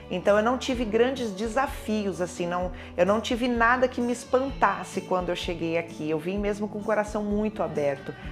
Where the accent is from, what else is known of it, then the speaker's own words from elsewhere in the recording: São Paulo, Brazil; moved away as an adult; now in Braga, Portugal; eu tenho 37 anos, sou de São Paulo, Brasil, sou cabeleireira e estou em Braga há 4 anos e 8 meses. Nós saímos do Brasil hum, realmente em busca de qualidade de vida.